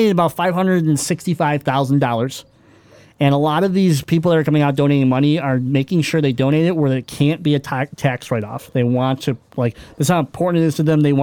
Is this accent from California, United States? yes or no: no; Michigan, United States; we're from Michigan